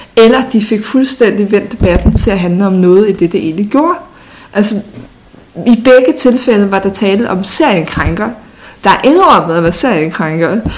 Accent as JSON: {"language": "Danish", "area": "North Zealand", "region": "Capital Region of Denmark", "country": "Denmark", "tie": "born or raised there", "said": "da jeg voksede op i Nordsjælland"}